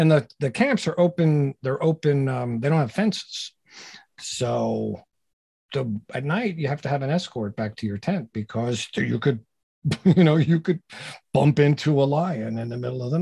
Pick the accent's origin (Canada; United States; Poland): United States; New Jersey; moved away as an adult; also born or lived in Brooklyn, New York / New York City; I'm a New York City guy. I was born in Brooklyn. I grew up in Jersey